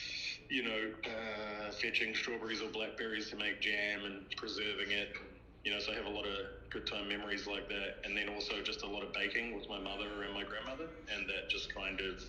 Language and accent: English; Henderson, Auckland, New Zealand; moved away as an adult; also born or lived in United States; I grew up in, please don't judge me, West Auckland, in a little old town called Henderson